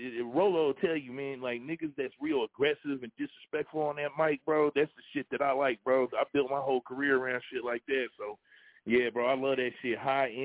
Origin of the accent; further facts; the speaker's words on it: Detroit, Michigan, United States; moved away; I'm from Detroit originally